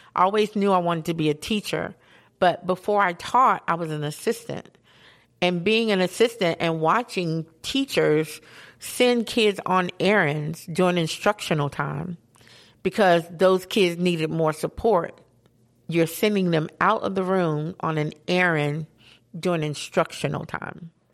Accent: Asheville, North Carolina, United States; growing up in Asheville

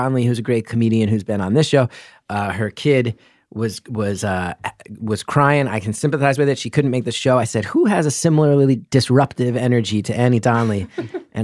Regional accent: New Jersey, United States; growing up in North Jersey

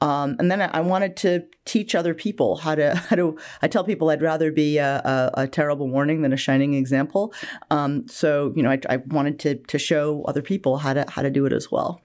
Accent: Bangor, Maine, United States; moved away as an adult; also born or lived in Wales; now in Alabama, United States; I'm originally from Bangor, Maine, and I grew up there in the eighties

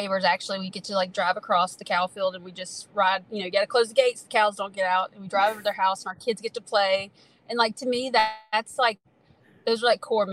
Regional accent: Louisiana / Mississippi state line, United States; technically my address was always in Louisiana, but we lived, like I could see the state line, and I went to school in Mississippi

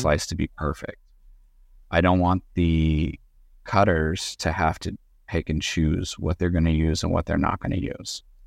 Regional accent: Southern California, United States; I'm originally from Southern California

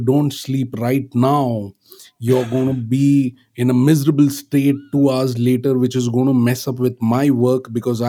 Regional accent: Pune, Maharashtra, India; moved away; I was in my hometown in Pune, in Maharashtra

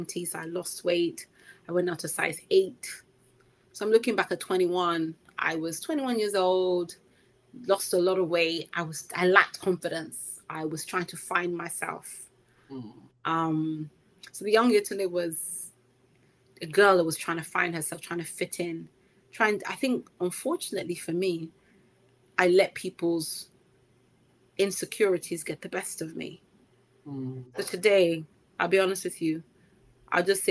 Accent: Nigeria; a Nigerian Yoruba speaker

